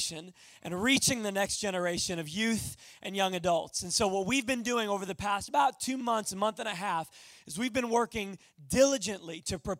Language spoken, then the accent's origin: English; Long Island, New York, United States; moved away; I am originally from Long Island, New York